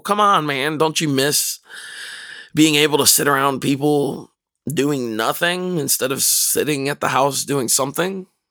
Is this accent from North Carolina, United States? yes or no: yes; North Carolina, United States; moved away; I grew up in North Carolina